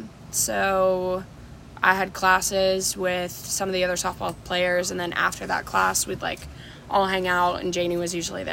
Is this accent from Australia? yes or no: no; Orlando, Florida, United States; I'm from Florida, Orlando, Florida. I went to school at Palm Beach Atlantic University down in South Florida.